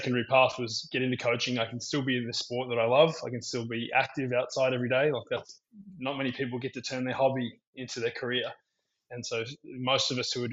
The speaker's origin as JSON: {"language": "English", "town": "Melbourne", "region": "Victoria", "country": "Australia", "tie": "born or raised there", "also_born_or_lived": "Sydney, Australia / Queensland, Australia", "moved": "as an adult", "lives_now": "San Diego, United States", "said": "I grew up in Australia. I was born in Sydney, and then I moved down to Melbourne when I was about 10 or 11, and I started training at Melbourne Park, and I spent most of my junior days there"}